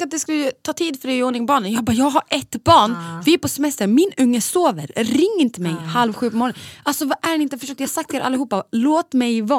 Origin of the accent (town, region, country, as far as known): Borlänge, Dalarna County, Sweden; now in Stockholm, Sweden